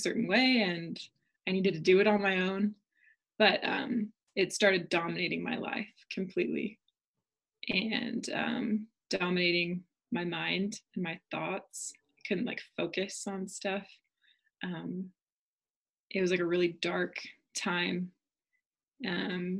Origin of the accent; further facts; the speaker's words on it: Oregon, United States; moved away as an adult; now in Utah, United States; I'm from Oregon originally